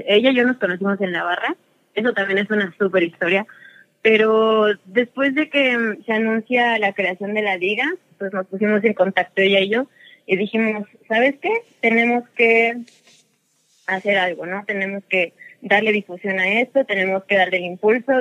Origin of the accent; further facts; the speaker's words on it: Toluca, State of Mexico, Mexico; yo nací aquí en Toluca y aquí vivo desde tengo memoria.